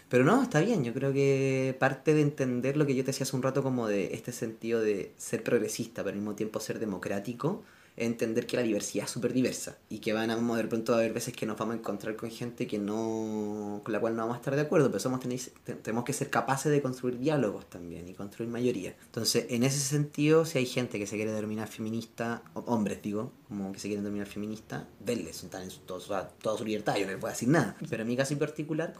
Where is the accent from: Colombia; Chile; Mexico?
Chile; los chilenos, chilenas y chilenes